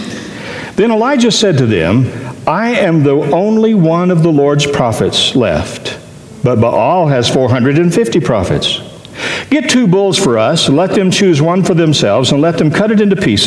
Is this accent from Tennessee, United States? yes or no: yes; Tennessee, United States; I'm from Tennessee